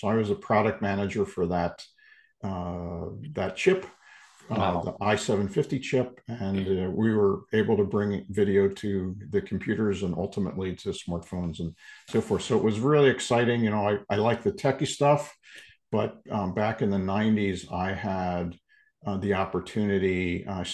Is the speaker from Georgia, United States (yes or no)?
no; Philadelphia, Pennsylvania, United States; I was born and raised in the Philadelphia area